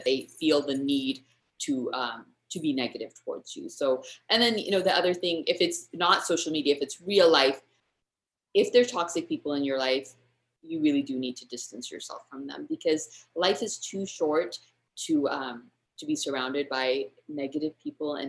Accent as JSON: {"language": "English", "country": "United States", "tie": "born or raised there", "first_language": "English", "moved": "as an adult", "lives_now": "India", "said": "I grew up speaking English. I grew up in the States"}